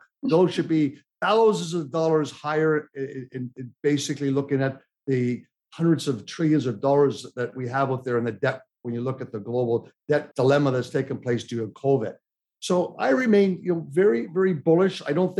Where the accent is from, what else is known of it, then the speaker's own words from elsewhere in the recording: Toronto, Ontario, Canada; now in United States; But I feel sad being a Canadian American, what my family and relatives have had to go through. I'm so happy my little six-year-old daughter, she's been able to go to school every day here. Had we stayed in Toronto